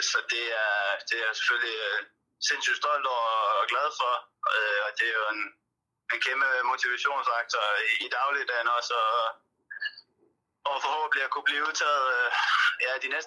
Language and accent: Danish; Denmark; moved away as an adult; also born or lived in Turkey / Spain; now in Cardiff, United Kingdom; man kender det jo selv som, som dansker.